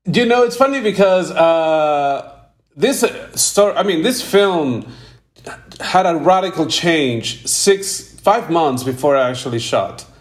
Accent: Peru; I came from Peru. You know, I, am I'm, I'm I'm in Peru right now.

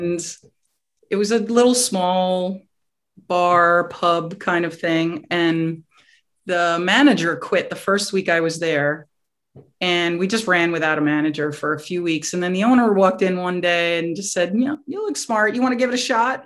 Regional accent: New York, United States; moved away as an adult; also born or lived in Staten Island / Westchester / Connecticut / Massachusetts; now in Florida, United States; I grew up um, around New York on the mm-hmm. outskirts mm-hmm. of New York

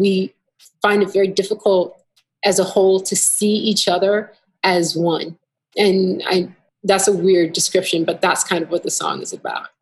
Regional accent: Minneapolis, Minnesota, United States; I'm from the Twin Cities. Um, I started going to Fifth Element when I was real young

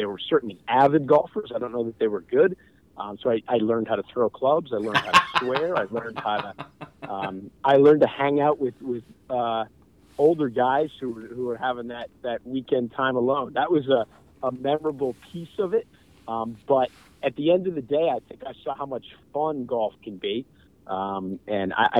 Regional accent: Maine, United States; moved away; it was great growing up in Maine.

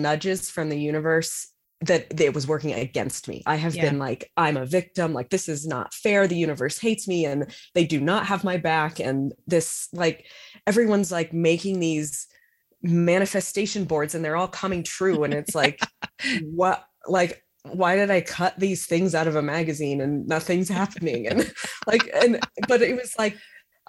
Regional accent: United States; also born or lived in Sydney, Australia; I'm an American in Australia

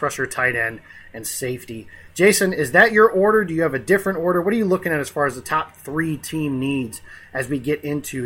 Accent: Illinois, United States; my home state

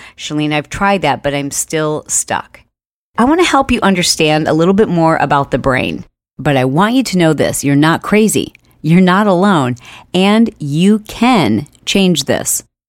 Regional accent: Michigan, United States; I grew up in Michigan

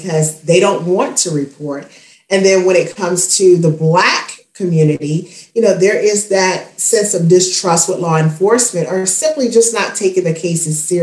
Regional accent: Spartanburg, South Carolina, United States; my hometown of Spartanburg, South Carolina

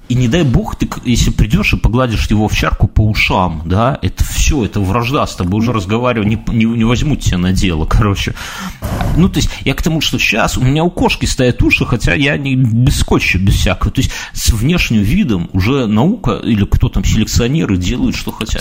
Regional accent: Belarus

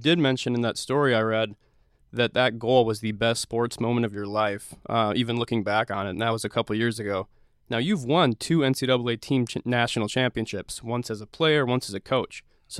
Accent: Austin, Minnesota, United States; Conrad and I are from the same hometown in southern Minnesota.

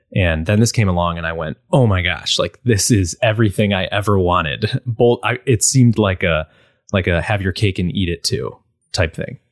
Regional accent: Buffalo, New York, United States; I'm from Buffalo, so it's very snowy

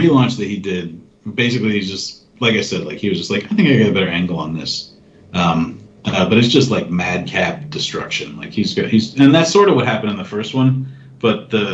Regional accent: Los Angeles, California, United States; my hometown of Los Angeles

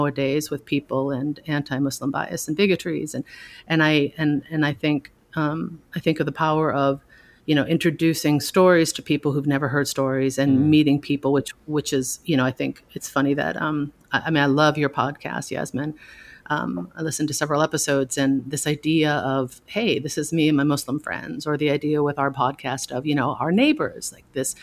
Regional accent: Minnesota, United States; moved away; I was raised Christian and in Minnesota

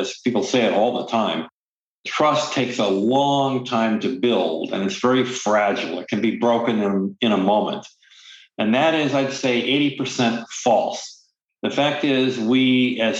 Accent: Midwest, United States; moved away as an adult; also born or lived in New York City; I'm an American. I grew up in the Midwest.

